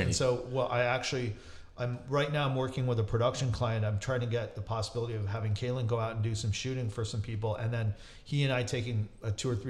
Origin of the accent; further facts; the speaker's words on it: New York City, New York, United States; It's my hometown.